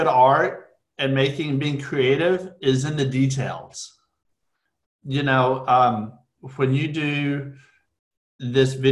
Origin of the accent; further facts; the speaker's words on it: Amarillo, Texas, United States; moved away as an adult; also born or lived in Lubbock, Texas; now in Dallas, United States; I grew up in Amarillo, went to high school in Lubbock, which is up in West Texas